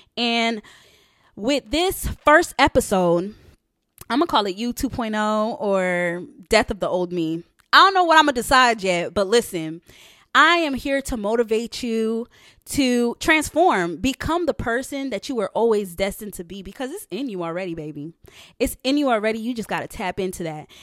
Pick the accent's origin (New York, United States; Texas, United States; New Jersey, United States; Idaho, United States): New York, United States; also born or lived in Haiti; I'm originally from New York. So, I was born in Haiti, so I'm Haitian, and I'm from New York. Um, that's all that I've known